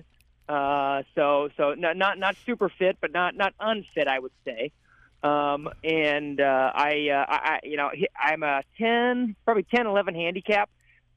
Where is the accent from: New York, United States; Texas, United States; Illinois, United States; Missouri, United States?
Illinois, United States; Effingham; From Effingham, Illinois.